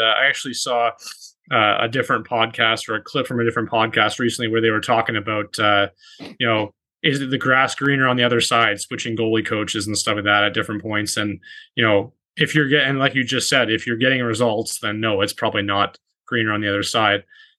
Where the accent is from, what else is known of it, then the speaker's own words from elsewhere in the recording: Toronto, Ontario, Canada; when we were growing up in Toronto